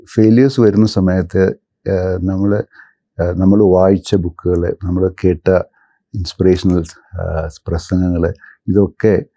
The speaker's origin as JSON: {"language": "Malayalam", "town": "Thiruvalla", "region": "Kerala", "country": "India", "tie": "born or raised there", "also_born_or_lived": "Kottayam, Kerala / Kochi, Kerala", "said": "എൻ്റെ സ്വദേശം തിരുവല്ലയാണ് ഞാൻ പഠിച്ച സ്കൂളിംഗ്"}